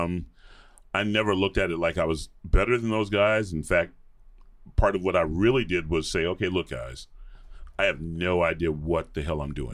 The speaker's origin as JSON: {"language": "English", "town": "Atlanta", "region": "Georgia", "country": "United States", "tie": "born or raised there", "moved": "yes", "said": "grew up in the suburbs of Atlanta"}